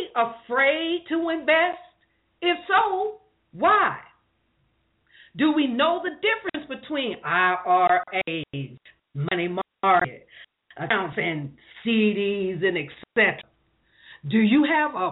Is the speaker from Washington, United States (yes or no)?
no; Columbus, Ohio, United States; now in Moreno Valley, United States; I'm not from California, even though I live here. I'm representing California and Columbus, Ohio.